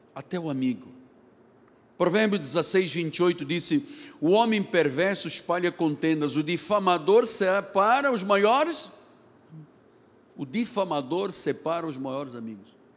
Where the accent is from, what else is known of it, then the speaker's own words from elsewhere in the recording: Lisbon, Portugal; now in Rio de Janeiro, Brazil; Me lembrei dos dias das Assembleias de Deus em Lisboa, onde eu nasci